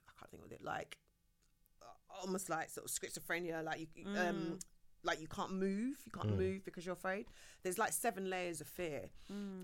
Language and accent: English; England, United Kingdom; I'm an ethnic minority growing up in England